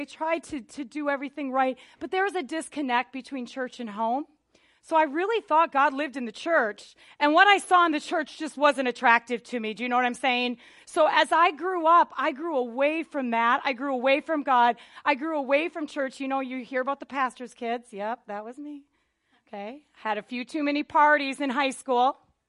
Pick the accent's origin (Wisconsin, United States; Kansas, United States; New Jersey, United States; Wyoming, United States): Wisconsin, United States; But I wasn't raised in Southern California. I was raised in Northern Wisconsin. I lived in the country, and we were like the only church in like, 100 miles or something like that.